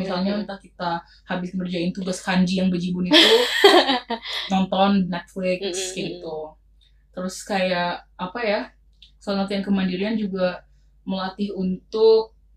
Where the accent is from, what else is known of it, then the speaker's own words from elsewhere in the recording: Yogyakarta, Special Region of Yogyakarta, Indonesia; aku kan anak Jogja. Mm-hmm. Aku kuliah di Jogja